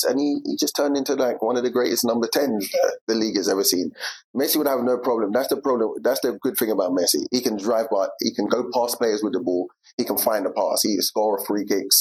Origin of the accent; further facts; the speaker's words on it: England, United Kingdom; moved away as an adult; growing up in England in my time